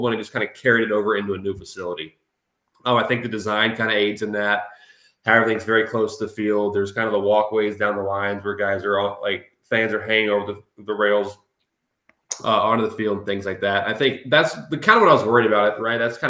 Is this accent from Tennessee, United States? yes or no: yes; Memphis, Tennessee, United States; I'm from Memphis, right outside of Memphis.